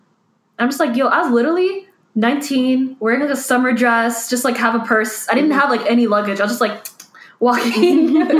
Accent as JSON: {"language": "English", "country": "Canada", "tie": "born or raised there", "said": "I have a Canadian passport. I was born here."}